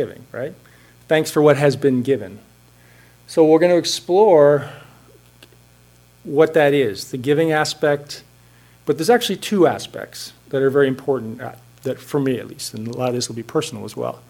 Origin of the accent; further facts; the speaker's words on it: Hanover, New Hampshire, United States; now in Cambridge, United States; my hometown of Hanover, New Hampshire